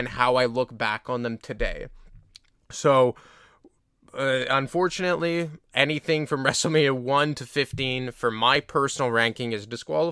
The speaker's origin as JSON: {"language": "English", "country": "Canada", "said": "I'm a Canadian"}